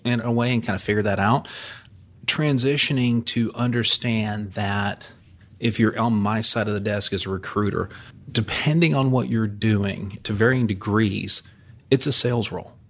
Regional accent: Houston, Texas, United States; was here in Houston as a kid growing up in the Houston area with my dad

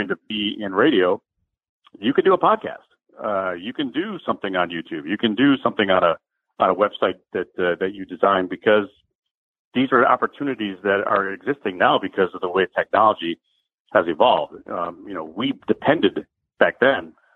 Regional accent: Chicago, Illinois, United States; I moved back to my hometown, Chicago

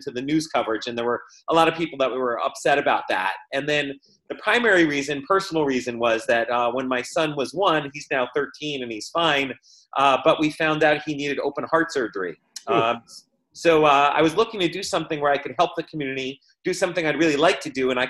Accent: Livingston, New Jersey, United States; also born or lived in New Providence, New Jersey; I grew up in Livingston

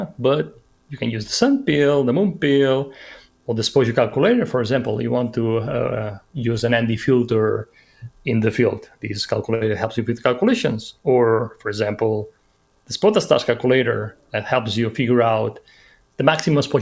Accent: Menorca, Balearic Islands, Spain; now in Madrid, Spain; I come from Menorca, this little island.

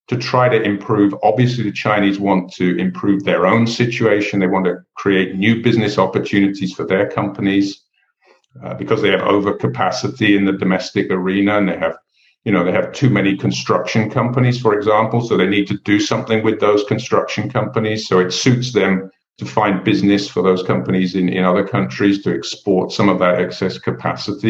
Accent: England, United Kingdom; I grew up in England

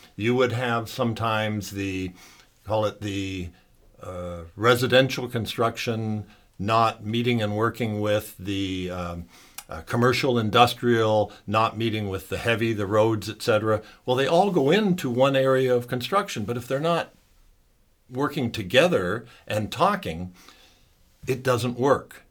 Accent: Sarnia, Ontario, Canada; I was born and raised in Sarnia, Ontario.

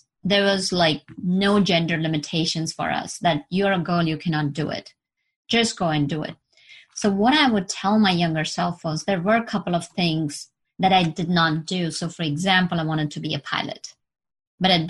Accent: India; moved away; I was born in India and I've traveled to US, New York

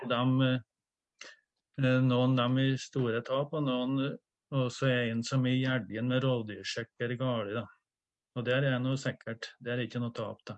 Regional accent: Trøndelag, Norway; Som uh, oppe i Trøndelag, der jeg er fra Namdalen

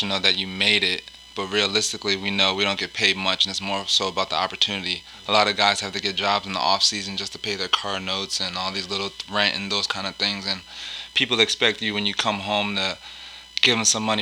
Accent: Gaithersburg, Maryland, United States; moved away as an adult; now in Pittsburgh, United States; I grew up in Gaithersburg, Maryland.

